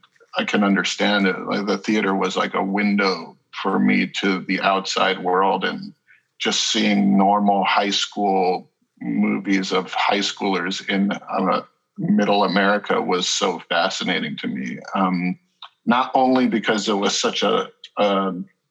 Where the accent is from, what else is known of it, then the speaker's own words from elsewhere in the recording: Haiku, Hawaii, United States; now in Los Angeles, United States; I grew up in Hawaii. I grew up in a small town on Maui called Haiku, which is out in the country.